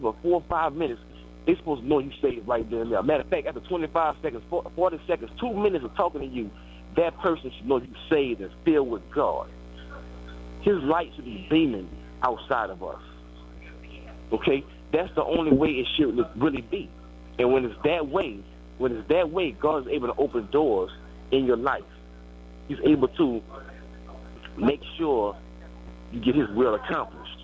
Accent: New Orleans, Louisiana, United States; I'm from New Orleans. You know a lot of people that I grew up

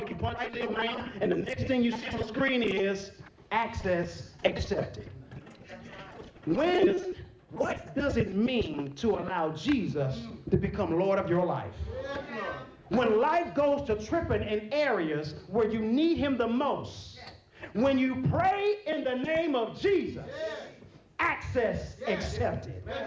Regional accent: Texas, United States; I'm from Texas

